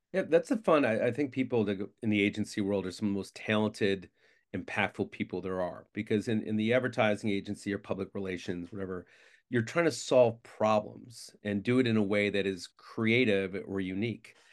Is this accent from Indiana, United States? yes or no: no; Syracuse, New York, United States; from Syracuse, New York, the best city on earth.